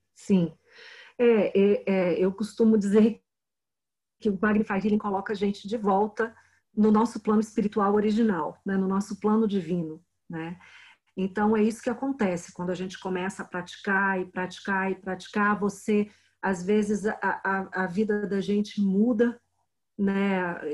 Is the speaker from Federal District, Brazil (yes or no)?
yes; Brasília, Federal District, Brazil; Eu sou de Brasília